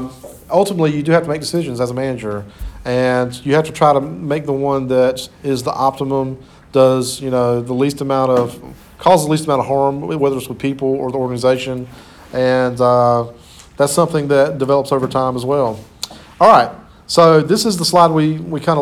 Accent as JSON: {"language": "English", "town": "Clinton", "country": "United States", "moved": "yes", "said": "I'm originally from Clinton"}